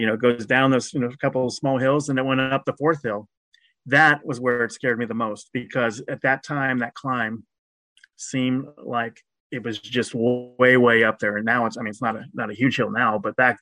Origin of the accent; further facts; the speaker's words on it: Cincinnati, Ohio, United States; also born or lived in Louisville, Kentucky / Greensboro, North Carolina / Albany, New York; I grew up in Anderson Township, which is near where Coney Island is